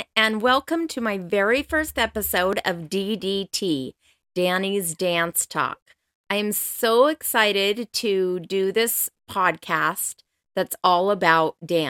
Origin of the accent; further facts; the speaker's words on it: Colorado, United States; now in Utah, United States; I am originally from Colorado. That's where I grew up. But I have been in Utah now for most of my life, like 28 years, something like that.